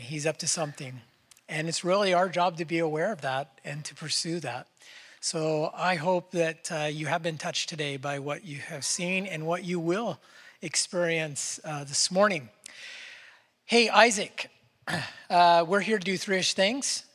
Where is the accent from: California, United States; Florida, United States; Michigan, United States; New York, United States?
California, United States; Northern; I was born in Northern California